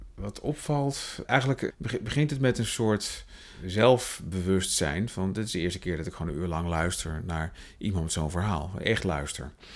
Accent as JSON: {"language": "Dutch", "region": "Utrecht", "country": "Netherlands", "tie": "born or raised there", "said": "Ik ben opgegroeid in Tuindorp, de jaren 30 wijk. Dat is, dat is niet ver vandaan waar we dit gesprek nu hebben in Overvecht"}